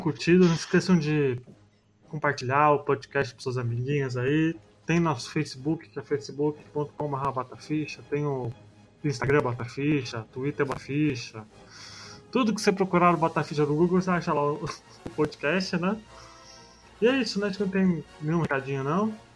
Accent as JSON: {"language": "Portuguese", "country": "Brazil", "tie": "born or raised there", "said": "caso do bairro lá da minha infância, lá na Vila Riete"}